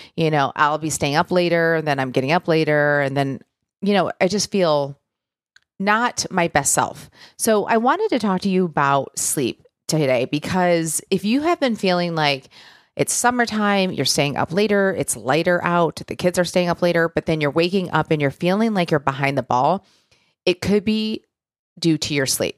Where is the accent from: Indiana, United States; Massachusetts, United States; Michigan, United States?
Michigan, United States; now in Nashville, United States; I'm from Michigan, you know, originally I live in Nashville now